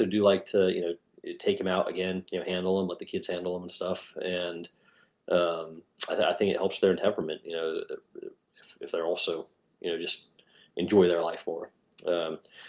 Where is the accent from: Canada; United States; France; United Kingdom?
United Kingdom; England; moved away; I grew up in England.